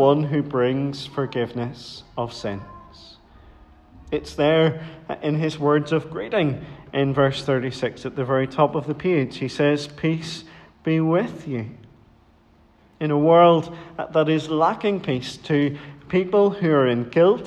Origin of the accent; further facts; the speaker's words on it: Dromore, Northern Ireland, United Kingdom; Whenever I was growing up in Dromore